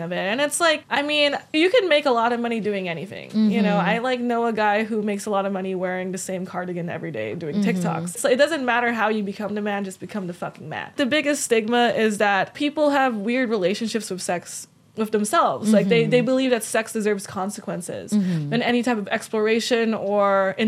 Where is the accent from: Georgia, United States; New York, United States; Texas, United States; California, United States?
California, United States; Los Angeles; I'm from here. I'm LA native